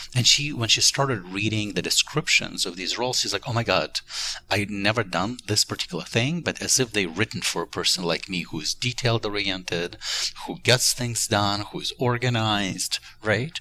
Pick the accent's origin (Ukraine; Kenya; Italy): Ukraine; born or raised there; moved away as an adult; now in United States